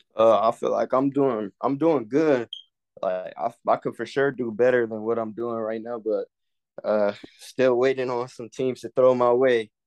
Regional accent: California, United States; I'm from California, I'm class of twenty-five, I'm a corner.

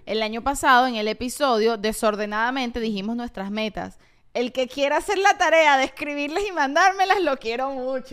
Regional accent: Venezuela; moved away; yo soy una venezolana

